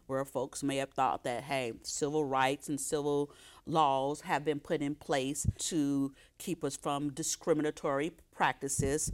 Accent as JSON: {"language": "English", "town": "Oakland", "region": "California", "country": "United States", "tie": "born or raised there", "said": "I grew up in Oakland"}